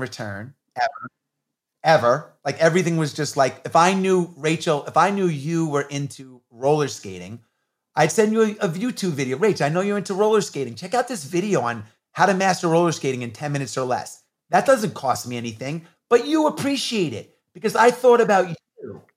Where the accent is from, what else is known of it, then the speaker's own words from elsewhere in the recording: New York, United States; I grew up in New York in the eighties when hip hop was coming on the scene